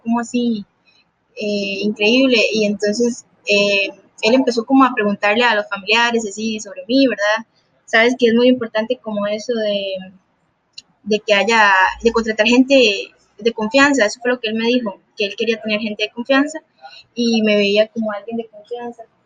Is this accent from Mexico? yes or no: no; Puntarenas, Costa Rica; Yo soy de Punta Arenas, Costa Rica